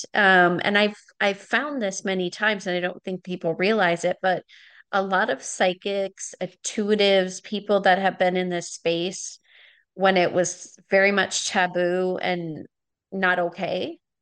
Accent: Wisconsin, United States; now in California, United States; I grew up in Was-, Wisconsin, so I have a lot of family and friends back there.

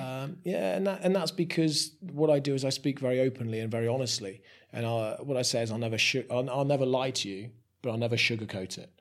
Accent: Somerset, South West England, United Kingdom; moved away as an adult; now in Shrewsbury, United Kingdom; I'm a Somerset boy born and bred

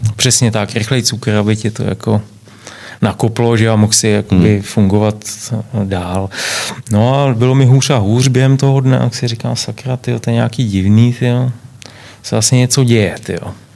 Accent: Czechia; also born or lived in London; tady u nás v Čechách

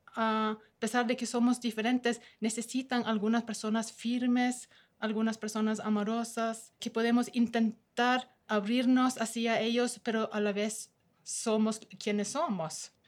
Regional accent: Norway; Spanish is a second language; moved away as an adult; now in Ecuador; yo soy una noruega que me gusta Ecuador

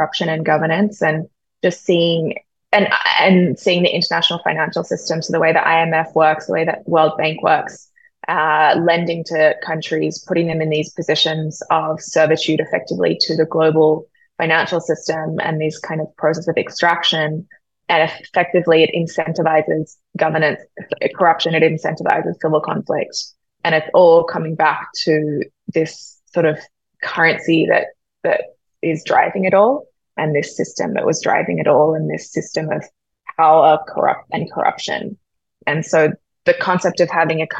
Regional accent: Sydney, New South Wales, Australia; moved away as an adult; also born or lived in New York; growing up in Sydney with good public infrastructure

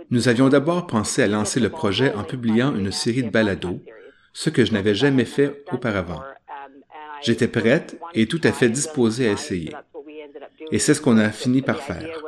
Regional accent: British Columbia, Canada; Je suis né et j'ai grandi en Colombie-Britannique.

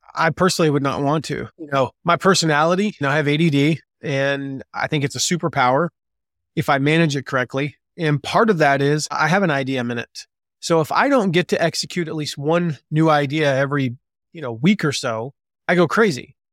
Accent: the South, United States; moved away as an adult; now in Fort Wayne, United States; I grew up in the South. I grew up in the nice warm weather mostly

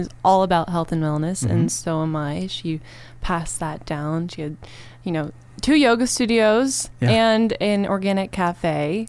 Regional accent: California, United States; coming from LA, I feel like, you know, the desert's my hometown

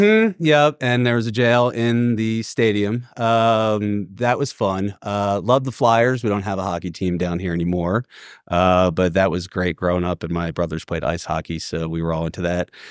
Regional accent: Philadelphia, Pennsylvania, United States; moved away as an adult; also born or lived in Northeast US / Washington, D.C.; now in Atlanta, United States; born and raised in Philly

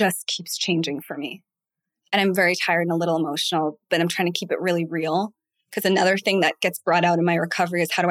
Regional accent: Boston, Massachusetts, United States; I am from Boston

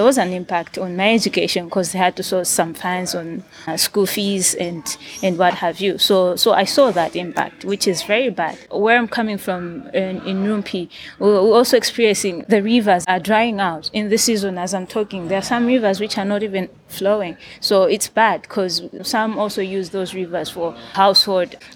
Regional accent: Rumphi, Northern Region, Malawi; I am from Rumpi, for example, it's a rural area

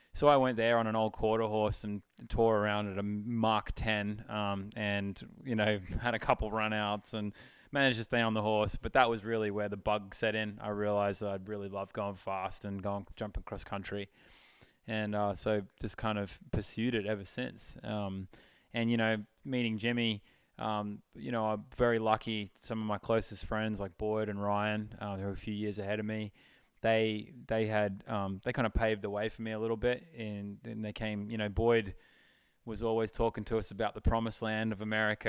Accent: Charleville, Queensland, Australia; moved away; I grew up in Charleville in outback uh, Queensland, Australia

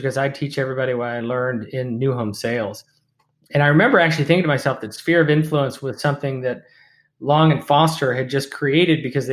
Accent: Pittsburgh, Pennsylvania, United States; moved away; also born or lived in Bethel Park, Pennsylvania / Falls Church, Virginia; I grew up in Pittsburgh

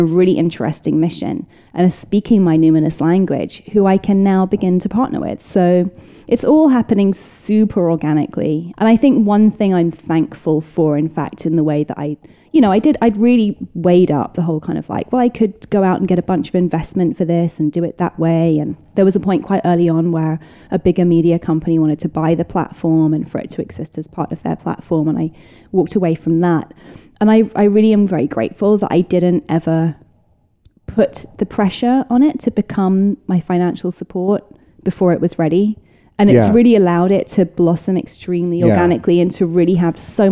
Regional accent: United Kingdom; moved away as an adult; now in United States; it's my hometown. It's my people.

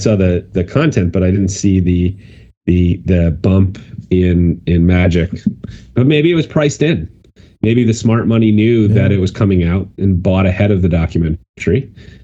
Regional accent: White Plains, New York, United States; I lived in White Plains as I grew up

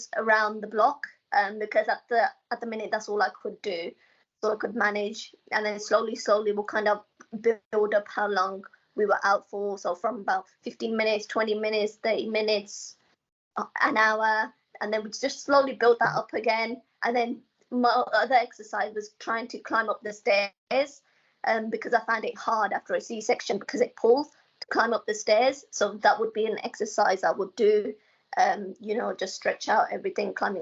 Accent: Coventry, West Midlands, United Kingdom; moved away as an adult; now in London, United Kingdom; I come from Coventry. I come from, like, a bend, a village, you know, and there's nothing really going on.

